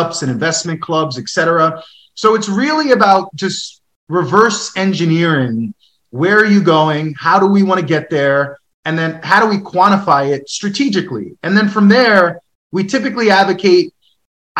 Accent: New York, United States; moved away as an adult; now in Detroit, United States; being a New Yorker

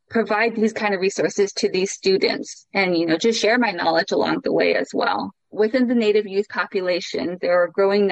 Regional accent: Chinle, Arizona, United States; I am Navajo, coming from the Navajo Reservation, a small town called Chinle

